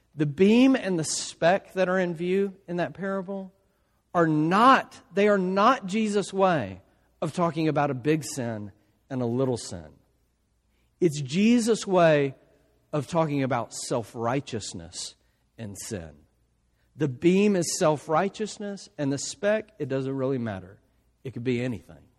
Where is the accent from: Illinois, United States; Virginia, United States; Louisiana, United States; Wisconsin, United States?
Louisiana, United States; South; my family, we're from South Louisiana